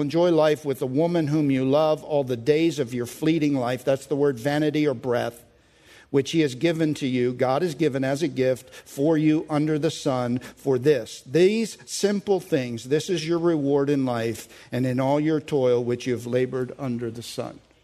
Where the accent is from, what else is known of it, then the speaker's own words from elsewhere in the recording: United States; I'm an American